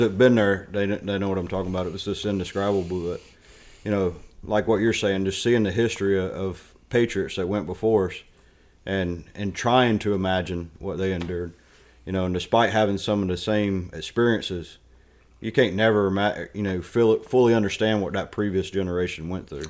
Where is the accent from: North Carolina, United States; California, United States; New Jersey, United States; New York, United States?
North Carolina, United States; Stanly County; I was born, uh, About thirty miles east of Charlotte, Stanley County, Oak Bar, North Carolina, uh, went to high school called West Stanley High School